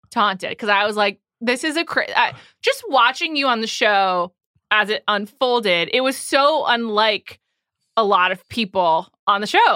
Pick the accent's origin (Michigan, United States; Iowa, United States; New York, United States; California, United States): New York, United States; New York City; I'm from the Upper West Side